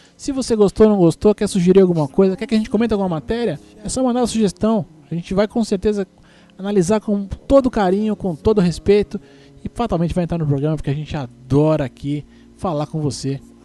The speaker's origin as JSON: {"language": "Portuguese", "country": "Brazil", "also_born_or_lived": "Guarulhos", "said": "pelo menos como brasileiro besta"}